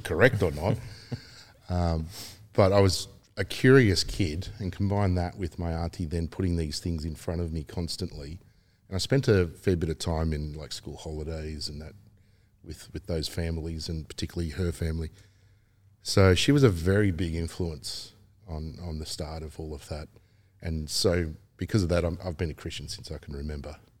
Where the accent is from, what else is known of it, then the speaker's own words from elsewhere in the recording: Melbourne, Victoria, Australia; teenage years being a lot of fun growing up in Melbourne.